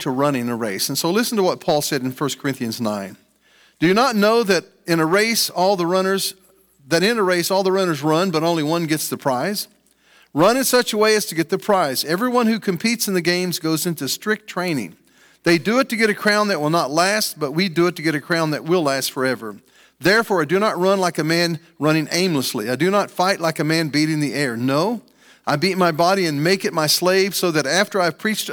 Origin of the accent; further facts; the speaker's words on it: Franklin, Ohio, United States; I grew up in Franklin and I played sports here in junior high school.